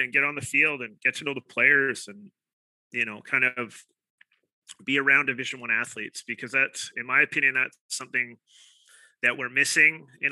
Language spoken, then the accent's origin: English; Victoria, British Columbia, Canada; I'm born and raised in Victoria